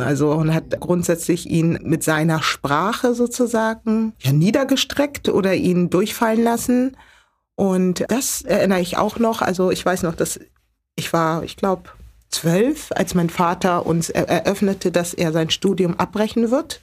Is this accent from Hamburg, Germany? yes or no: yes; Hamburg, Germany; geboren und aufgewachsen in Hamburg, genauer gesagt in Hamburg Altona geboren aber groß geworden in Hamburg-Billstedt